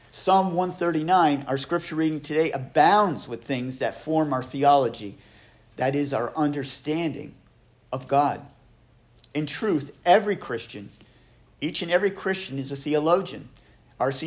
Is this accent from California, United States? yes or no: no; Plattsburgh, New York, United States; I grew up in Plattsburgh